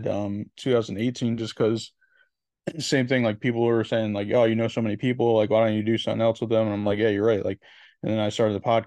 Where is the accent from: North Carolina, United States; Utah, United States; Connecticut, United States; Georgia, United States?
Connecticut, United States; I'm from Connecticut